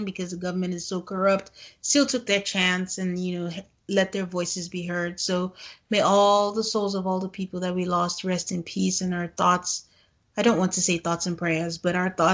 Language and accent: English; Nigeria; we are both from Nigeria